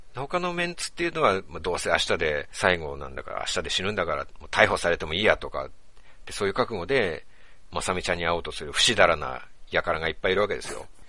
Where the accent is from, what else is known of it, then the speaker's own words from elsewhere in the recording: Hamamatsu, Shizuoka, Japan; now in Tokyo, Japan; 静岡県の浜松市出身なんですよ